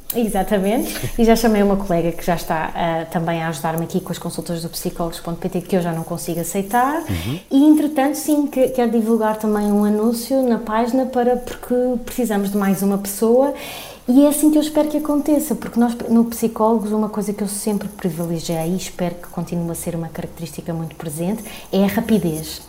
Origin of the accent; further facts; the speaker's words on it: Tomar, Santarém District, Portugal; first language Portuguese; moved away as an adult; also born or lived in Madrid, Spain / Lisbon, Portugal; vim para Tomar, que foi a cidade onde cresci, onde tenho a minha família